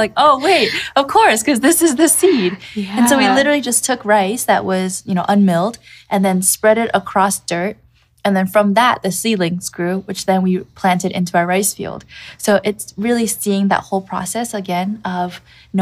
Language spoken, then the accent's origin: English; Canada; moved away as an adult; now in Kamikatsu, Japan; growing up in Canada